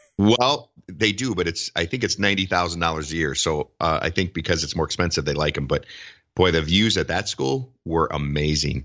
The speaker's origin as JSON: {"language": "English", "region": "Wisconsin", "country": "United States", "tie": "born or raised there", "moved": "as an adult", "lives_now": "Minneapolis–Saint Paul, United States", "said": "practiced in Wisconsin in a small town, my hometown for, uh, a year, year and a half."}